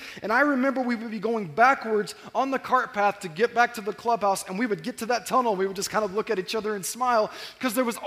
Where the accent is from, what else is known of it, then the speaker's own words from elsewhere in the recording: Corona, California, United States; I grew up in Corona, and there was an old golf course on the other side of Corona in North Corona